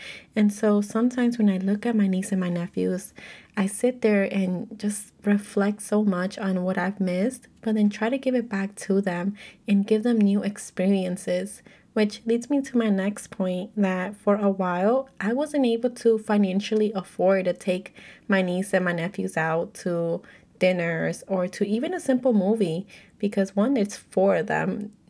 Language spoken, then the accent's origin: English; United States; I'm Mexican American, so if you're able to relate, let me know